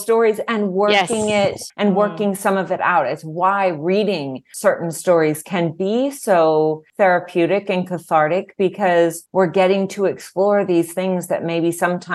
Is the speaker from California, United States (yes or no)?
yes; Southern California, United States; I grew up in Southern California